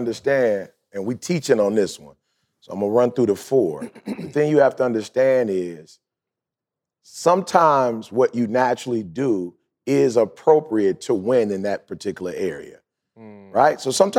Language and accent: English; Detroit, Michigan, United States; just growing up in Detroit, you couldn't afford an automatic.